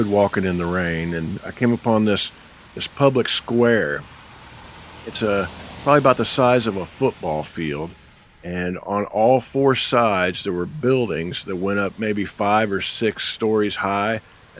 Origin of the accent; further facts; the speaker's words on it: Midwest, United States; as a Midwesterner who's landlocked